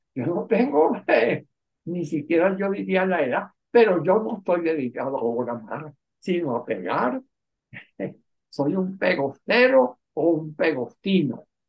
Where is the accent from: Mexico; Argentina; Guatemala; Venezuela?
Venezuela; La Victoria, Aragua; also born or lived in Hotin, Romania; yo nací en la Victoria de Aragua